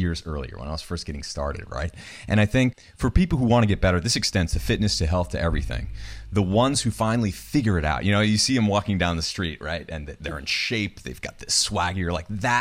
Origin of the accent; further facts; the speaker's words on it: New Hampshire, United States; I grew up in New Hampshire.